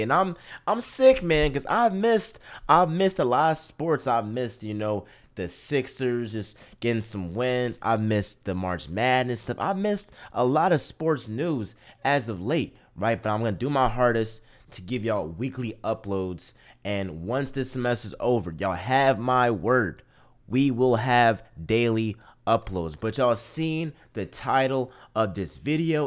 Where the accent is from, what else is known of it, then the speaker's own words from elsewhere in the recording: Philadelphia, Pennsylvania, United States; I am from Philly